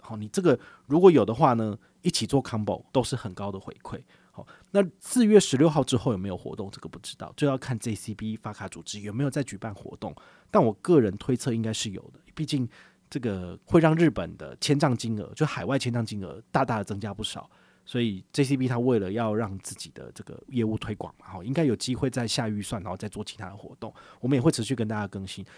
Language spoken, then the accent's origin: Chinese; Taiwan; 知道我们是台湾人